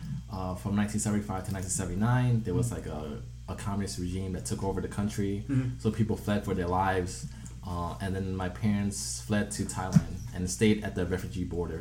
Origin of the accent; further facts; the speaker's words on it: Chicago, Illinois, United States; I was born and raised in Chicago, in Uptown. Particularly, I grew up on Ainslie and Kenmore